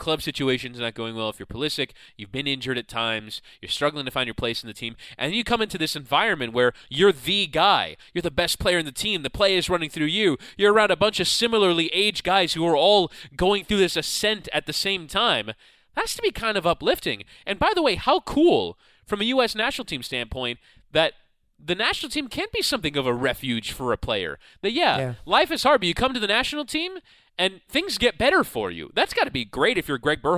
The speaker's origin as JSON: {"language": "English", "country": "United States", "said": "we as American fans"}